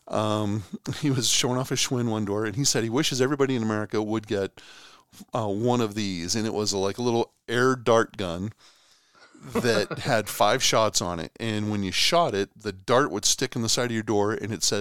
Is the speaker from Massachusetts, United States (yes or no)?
yes; Boston, Massachusetts, United States; moved away as an adult; now in Oklahoma, United States; I'm originally from Boston, lived here in Oklahoma for geez now forty one years.